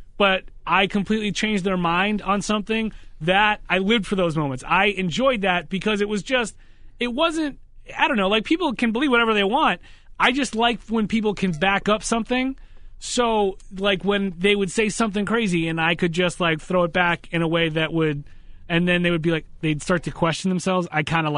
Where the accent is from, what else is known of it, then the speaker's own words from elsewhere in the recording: Massachusetts, United States; I was from Massachusetts